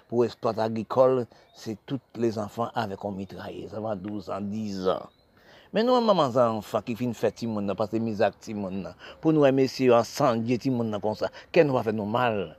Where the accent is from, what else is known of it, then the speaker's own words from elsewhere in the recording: Haiti; born there; parce que je suis né en Haïti, j'ai cru savoir la misère, connaître la misère.